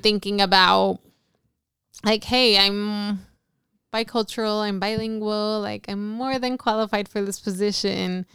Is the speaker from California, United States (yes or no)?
yes; Los Angeles, California, United States; moved away as an adult; now in San Francisco, United States; I am originally from Los Angeles, California.